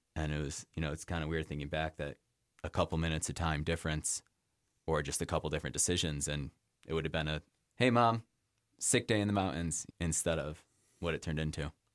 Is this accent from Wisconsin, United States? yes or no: no; Rochester, New York, United States; also born or lived in Pittsburgh, Pennsylvania / Boston; now in Jackson, United States; I grew up in Rochester, New York